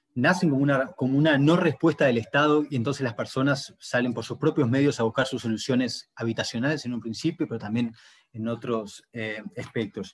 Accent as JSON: {"language": "Spanish", "country": "Uruguay", "moved": "as an adult", "lives_now": "Brazil", "said": "yo soy de Uruguay, ¿no? pero hace cinco años que vivo en Brasil"}